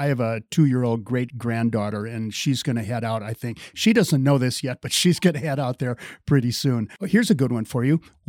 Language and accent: English; Park City, Utah, United States; let's head over to my hometown of Park City.